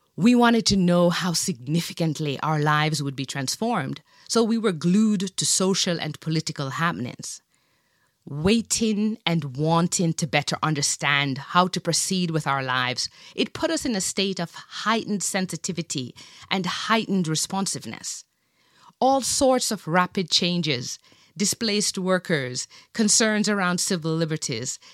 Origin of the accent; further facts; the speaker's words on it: Jamaica; I grew up in Jamaica in the seventies